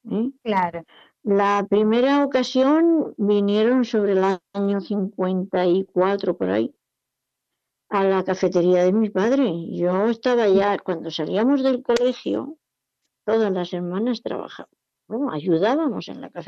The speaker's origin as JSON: {"language": "Spanish", "town": "Jumilla", "region": "Region of Murcia", "country": "Spain", "also_born_or_lived": "Alicante", "said": "La segunda vez vinieron a yo, la familia entera, nos fuimos de Jumilla a Alicante, una ciudad costera, está a unos 100 kilómetros de aquí, y allí mi padre montó un supermercado."}